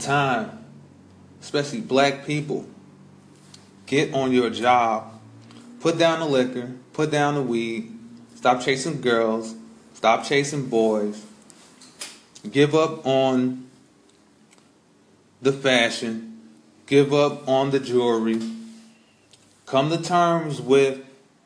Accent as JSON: {"language": "English", "town": "Chicago", "region": "Illinois", "country": "United States", "moved": "yes", "said": "I'm originally from Chicago"}